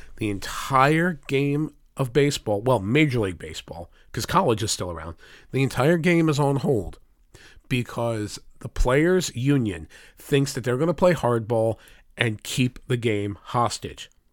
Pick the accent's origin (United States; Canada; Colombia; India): United States; here in the United States